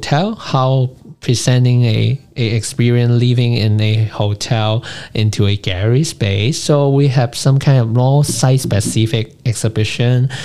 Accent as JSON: {"language": "English", "country": "Hong Kong", "tie": "born or raised there", "said": "growing up in Hong Kong"}